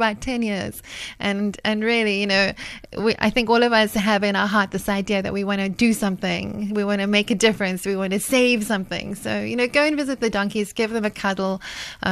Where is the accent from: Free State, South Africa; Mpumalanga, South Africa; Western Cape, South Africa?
Free State, South Africa; Welkom; moved away; I grew up in the Free State, but every road trip, whether it was to Kroonstad, which was less than an hour away from Welkom where I lived